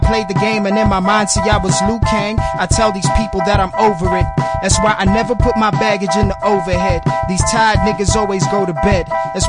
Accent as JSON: {"language": "English", "town": "Johannesburg", "region": "Gauteng", "country": "South Africa", "tie": "born or raised there", "said": "I'm from the south of Johannesburg."}